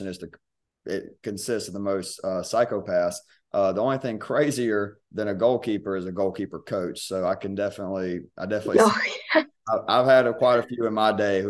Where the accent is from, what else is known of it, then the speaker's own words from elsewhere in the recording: near Thomasville, Georgia, United States; moved away as an adult; I grew up near Thomasville